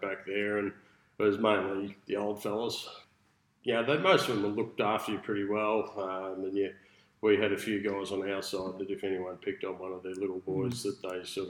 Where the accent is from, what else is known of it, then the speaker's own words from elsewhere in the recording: Melbourne, Victoria, Australia; moved away as an adult; also born or lived in Berwick, Victoria; I was born at Mitcham Hospital, but lived in Forest Hill, which is the eastern suburbs of Melbourne, about 15 k's out of the city. Grew up there